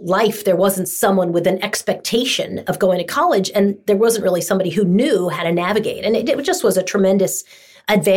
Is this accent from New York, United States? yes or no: yes; Long Island, New York, United States; I grew up in Long Island